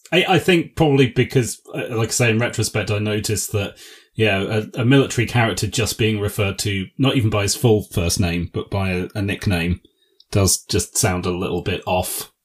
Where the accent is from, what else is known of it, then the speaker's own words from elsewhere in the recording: England, United Kingdom; That's how we say it in England